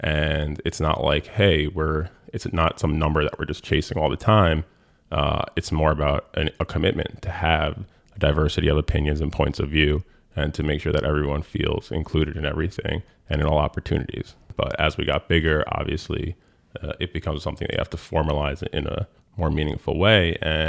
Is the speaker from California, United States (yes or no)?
no; Rye Brook, New York, United States; It was kids from White Plains, Portchester. I was from Rybrook.